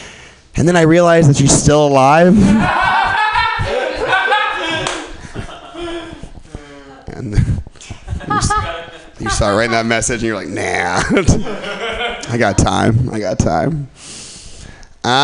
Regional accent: Milwaukee, Wisconsin, United States; And I grew up in Milwaukee.

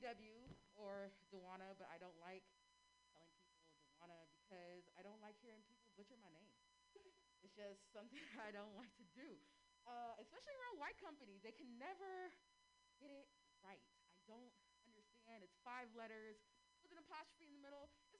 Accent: San Francisco, California, United States; So I am born and raised in San Francisco. I know it's such a rarity. We're so rare. I like to call San Francisco natives unicorns

